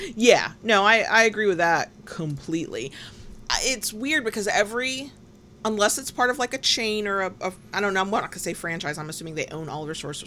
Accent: the Bible Belt, United States; I was raised in the Bible Belt

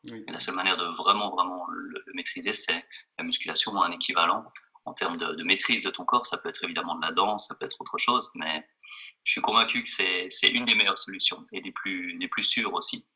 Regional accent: Geneva, Switzerland; je suis de Genève

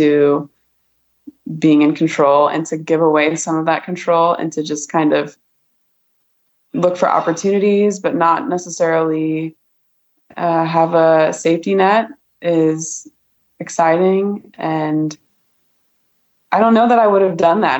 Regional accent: Columbus, Ohio, United States; moved away as an adult; also born or lived in Colorado / Texas / South Korea / Boise, Idaho; I grew up in Columbus, Ohio, born and raised

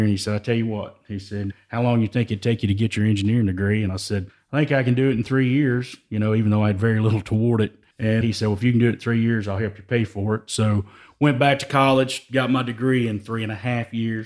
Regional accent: Joaquin, Texas, United States; I'm originally from East Texas, a little small town called Joaquin

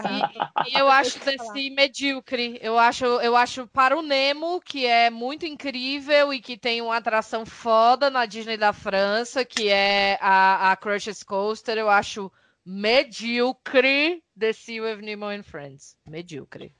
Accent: Brazil; nós quatro somos brasileiros

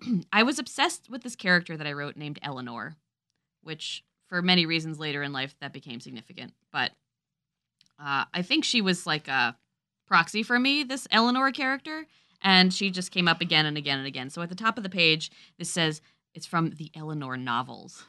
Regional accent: Guilford, Connecticut, United States; I grew up in Guilford.

